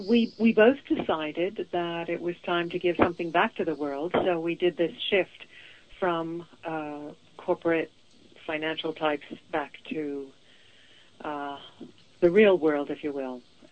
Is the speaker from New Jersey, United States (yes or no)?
no; Boston, Massachusetts, United States; also born or lived in Venezuela / Israel / London, United Kingdom; now in Portland, United States; Well, okay. I was born in Venezuela, raised in Boston, moved abroad to Israel, and then moved to London, and then moved to Portland. I call myself a citizen of the world